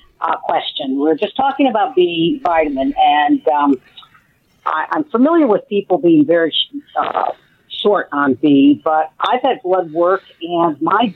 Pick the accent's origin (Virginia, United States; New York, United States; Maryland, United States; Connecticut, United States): Connecticut, United States; moved away as an adult; now in Michigan, United States; I'm originally from Connecticut, so I just moved here